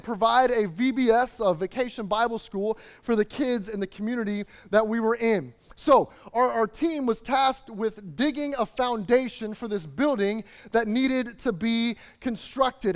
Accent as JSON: {"language": "English", "town": "Chicago", "region": "Illinois", "country": "United States", "tie": "born or raised there", "moved": "yes", "said": "I was growing up in the Chicagoland area"}